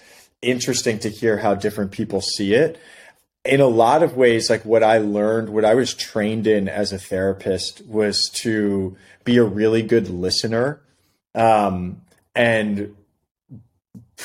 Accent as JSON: {"language": "English", "town": "New York City", "region": "New York", "country": "United States", "tie": "born or raised there", "also_born_or_lived": "Philadelphia, Pennsylvania", "moved": "as an adult", "lives_now": "San Diego, United States", "said": "I grew up in Brooklyn"}